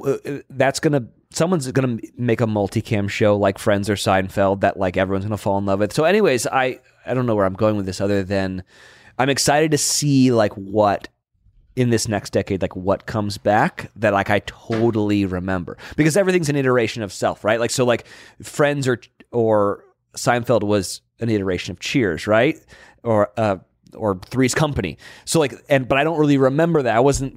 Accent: Monterey, California, United States; now in Los Angeles, United States; I didn't grow up in LA. I grew up in Monterey.

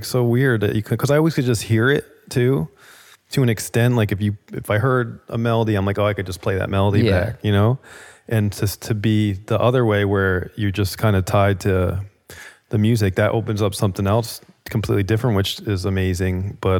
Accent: New Jersey, United States; The drum thing, you know, I grew up in Jersey, and my older brother

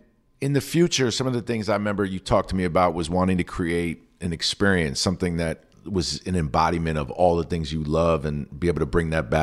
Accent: Queens, New York, United States; Me too, but we're Mets fans. We're from Queens. Like, we're from Queens.

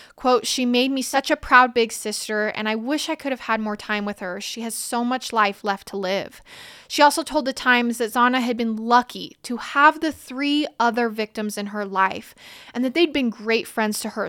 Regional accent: Idaho, United States; near where I'm from in my home state of Idaho.

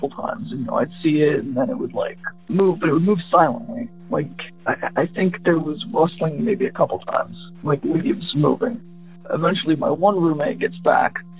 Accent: Ohio, United States; I'm from Ohio

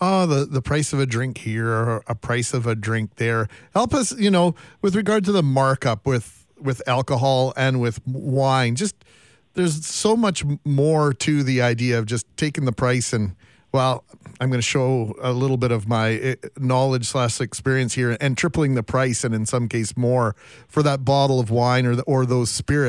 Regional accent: Canada; It's as Canadian a sentiment, I think, as you'll find. I think that sums up Canada and the way many of us look at life here.

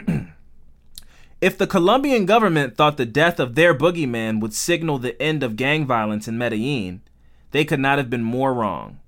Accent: United States; we're American

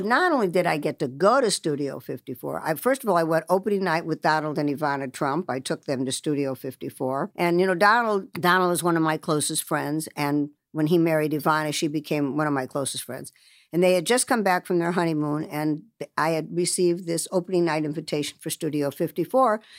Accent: Los Angeles, California, United States; also born or lived in Chicago / Beverly Hills; being brought up, uh, you know, in Los Angeles, I was brought up by my mother and my brother and myself

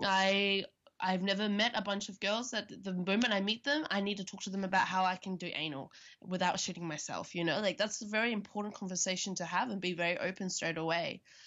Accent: Australia; now in Berlin, Germany; I'm from Australia

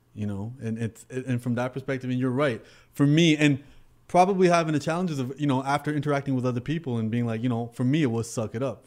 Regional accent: Canada; I'm Canadian

